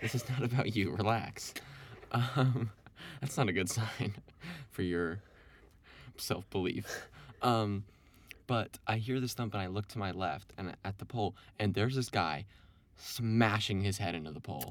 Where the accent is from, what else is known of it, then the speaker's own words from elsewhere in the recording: Evanston, Illinois, United States; I'm from Evanston here